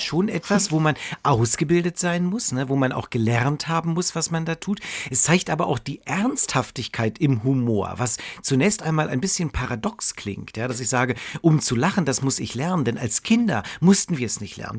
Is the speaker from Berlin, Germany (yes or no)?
yes; Berlin, Germany; ich komme ja, ja aus Berlin